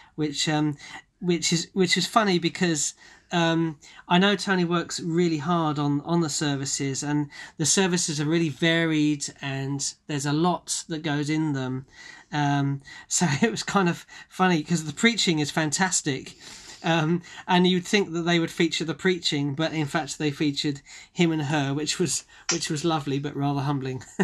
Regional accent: Bromley, London, United Kingdom; I was born and bred in Bromley in Kent

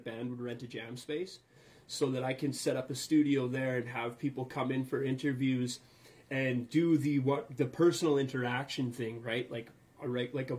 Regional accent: Alberta, Canada; I'm from Alberta, so that's Texas to the north.

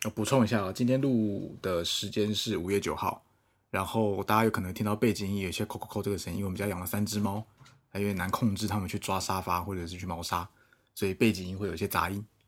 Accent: Taipei, Taiwan; moved away as an adult; now in Shanghai, China; 我是一个在上海工作大概五年多的台北人，那目前在一个外资的，嗯，与，算娱乐产业工作

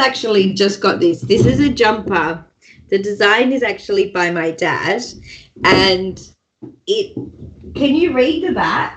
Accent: Australia; also born or lived in United Kingdom; as an Australian who spent a lot of time. In the United Kingdom

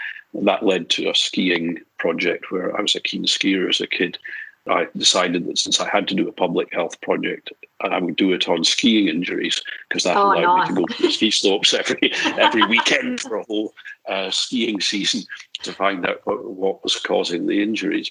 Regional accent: Edinburgh, Scotland, United Kingdom; moved away as an adult; also born or lived in Glasgow / Aberdeen; now in Australia; I was brought up in Edinburgh and then Aberdeen

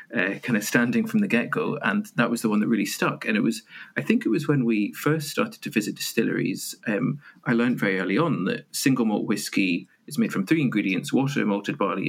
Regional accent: Edinburgh, Scotland, United Kingdom; also born or lived in Aberdeen; I'm from Edinburgh

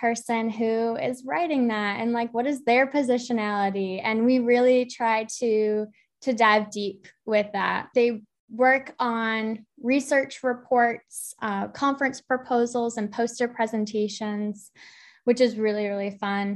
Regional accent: Massachusetts, United States; moved away as an adult; now in Eastern North Carolina, United States; I'm from Massachusetts, and I was freelancing in the area on the South Coast

